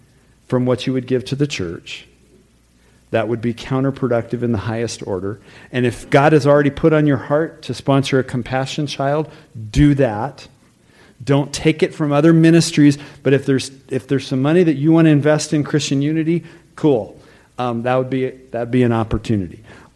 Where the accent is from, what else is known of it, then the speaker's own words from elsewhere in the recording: Tucson, Arizona, United States; having been born and growing up in Tucson